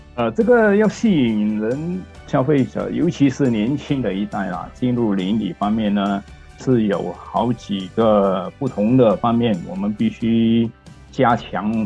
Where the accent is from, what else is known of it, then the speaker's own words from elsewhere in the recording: Singapore; 我们新加坡人民几乎每一天他们的生活的必需品啊